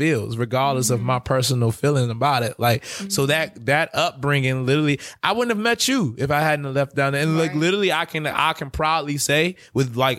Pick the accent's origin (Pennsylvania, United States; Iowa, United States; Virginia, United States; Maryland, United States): Maryland, United States; Clinton; also born or lived in Washington, District of Columbia, United States; growing up in Clinton, you know, and then I was in DC over in 58th.